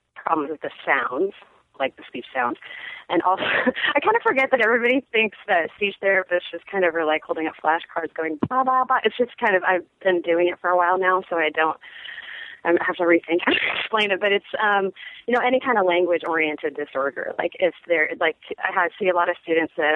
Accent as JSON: {"language": "English", "town": "Seattle", "region": "Washington", "country": "United States", "tie": "born or raised there", "also_born_or_lived": "San Francisco / Austin", "moved": "yes", "said": "I grew up in Seattle and I lived in San Francisco for a while"}